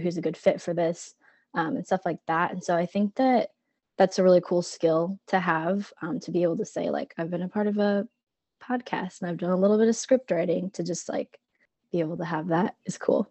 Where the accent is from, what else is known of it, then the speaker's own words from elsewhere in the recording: Cedar Rapids, Iowa, United States; I'm from Cedar Rapids, so not quite as far um, as Little Chute